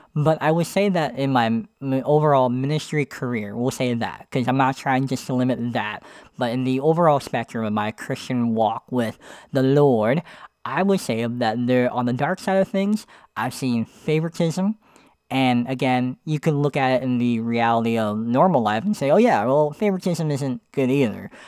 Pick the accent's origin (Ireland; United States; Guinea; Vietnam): United States; Pennsylvania; moved away as an adult; I was living in Pennsylvania.